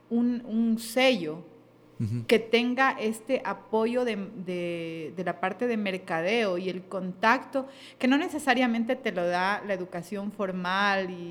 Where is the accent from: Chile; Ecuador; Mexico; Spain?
Ecuador; Eh, sí, sí, sí, como, como ecuatorianos en general